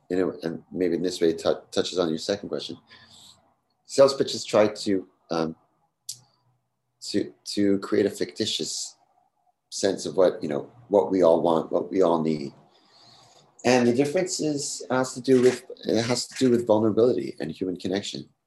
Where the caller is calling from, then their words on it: New York City, New York, United States; I'm speaking here from New York City. Maybe it's particularly a New York thing